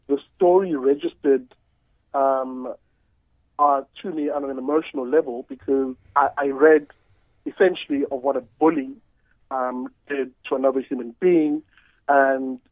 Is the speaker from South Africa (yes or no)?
yes; Durban, KwaZulu-Natal, South Africa; moved away as an adult; now in Cape Town, South Africa; I'm from Umlazi, Durban